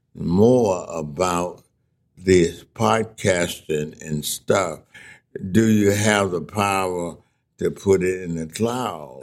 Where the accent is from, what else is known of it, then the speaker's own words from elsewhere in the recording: Mississippi, United States; moved away as an adult; I came back to Mississippi then in 1960